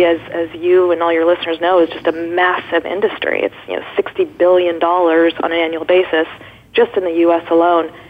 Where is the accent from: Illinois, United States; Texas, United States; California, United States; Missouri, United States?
California, United States; Irvine; I grew up in Orange County